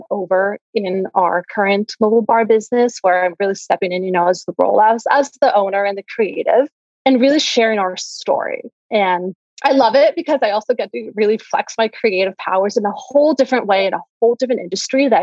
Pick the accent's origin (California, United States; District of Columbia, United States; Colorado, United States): California, United States; Santa Barbara; our roots, to where we grew up in and the amazing community that we have here